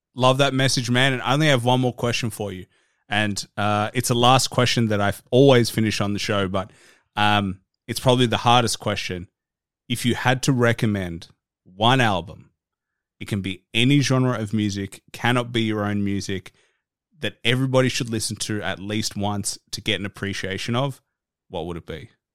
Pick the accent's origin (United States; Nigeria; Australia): Australia; I'm just an Aussie guy down in Australia, like, a world away